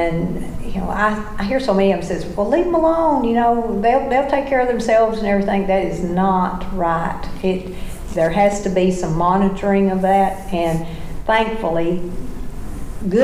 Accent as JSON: {"language": "English", "region": "Tennessee", "country": "United States", "said": "I'm from Tennessee, and the blue tick hound is the Tennessee dog."}